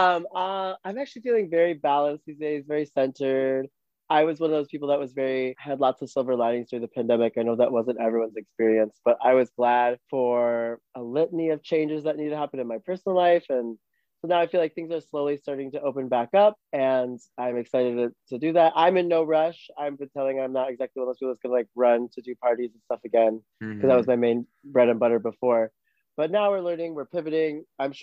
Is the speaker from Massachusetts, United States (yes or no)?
no; Minnesota, United States; moved away; also born or lived in New York; my hometown of 3000 in Minnesota